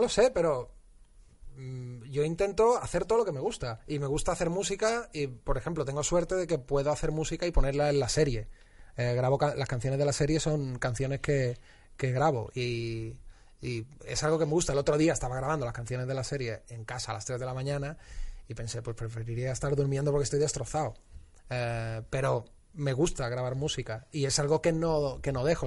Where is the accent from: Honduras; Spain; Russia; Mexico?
Spain; Utrera, Andalusia; moved away; cuando era eh, joven y vivía en mi pueblo, Nutrera